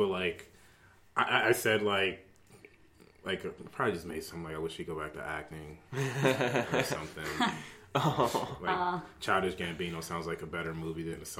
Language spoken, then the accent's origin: English; Cleveland, Ohio, United States; born there; I am from... Cleveland, Ohio, actually.